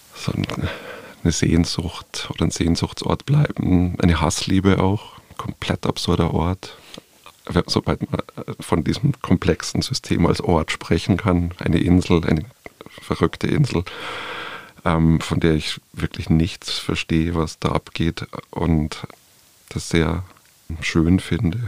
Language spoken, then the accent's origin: German; Munich, Bavaria, Germany; Tirol ist mir als Bayer, der sozusagen seine Kindheit irgendwie in den bayerischen und Tiroler Alpen irgendwie auch verbracht hat, eingeimpft und sehr vertraut. Und nichtsdestotrotz bin ich irgendwie halt ein Städter und ein Münchner